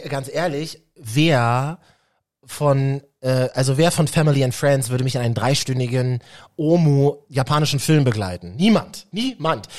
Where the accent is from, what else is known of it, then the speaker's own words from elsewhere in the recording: Berlin, Germany; für uns Berliner innen